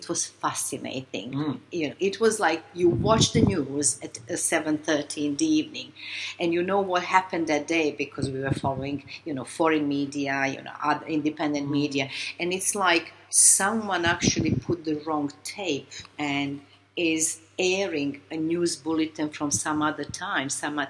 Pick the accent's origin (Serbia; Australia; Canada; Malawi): Serbia; Belgrade; moved away as an adult; now in London, United Kingdom; I was Serb. I came to Britain as a Yugoslav. That's how I was brought up.